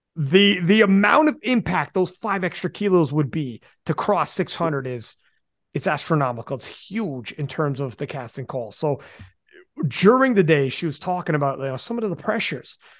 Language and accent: English; Canada; I'm Canadian.